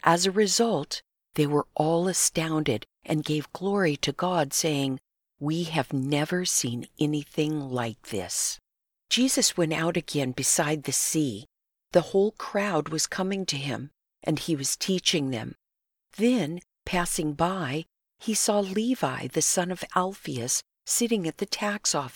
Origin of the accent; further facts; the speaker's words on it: Southern California, United States; We grew up in Southern California and went to the same junior high